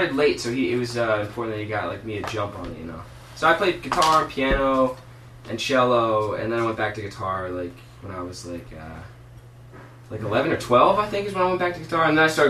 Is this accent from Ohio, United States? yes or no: no; Philadelphia, Pennsylvania, United States; I grew up at 7th and, well, on Sheridan Street, between 7th and 6th, right above Wharton. But I was only there until I was 10.